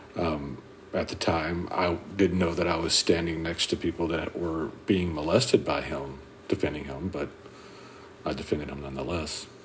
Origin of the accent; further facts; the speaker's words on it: Carlisle, Arkansas, United States; I'm from Carlisle, Arkansas.